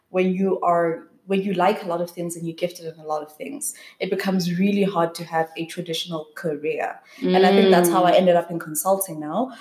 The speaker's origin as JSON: {"language": "English", "country": "South Africa", "tie": "born or raised there", "also_born_or_lived": "Spruitview / United States", "moved": "as an adult", "said": "I grew up in an area called Elands Park in the southeast, but I was born in Spreadview"}